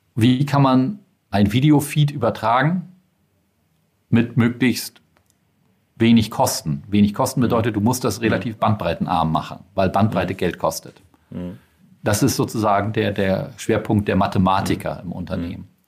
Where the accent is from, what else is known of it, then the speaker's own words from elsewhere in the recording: Schleswig-Holstein, Germany; ich bin aus Schleswig-Holstein